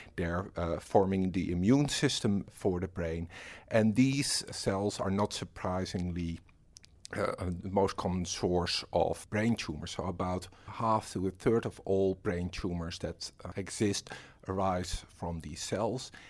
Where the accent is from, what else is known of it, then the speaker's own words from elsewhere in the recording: Netherlands; moved away as an adult; now in Australia; I'm from the Netherlands and I'm a research fellow